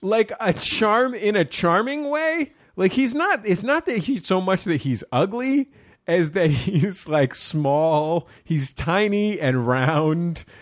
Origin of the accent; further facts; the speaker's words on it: San Francisco, California, United States; I'm from the Mission District of San Francisco.